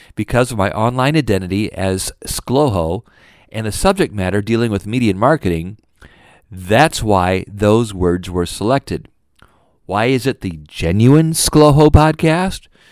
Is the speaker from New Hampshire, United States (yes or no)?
no; Fort Wayne, Indiana, United States; I grew up in Fort Wayne, Indiana